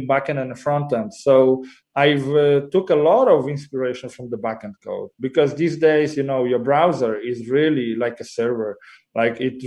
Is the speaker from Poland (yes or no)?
yes; Poland; moved away as an adult; also born or lived in Copenhagen, Denmark; now in Warsaw, Poland; I'm Polish, grew up and, you know, I was raised in Poland.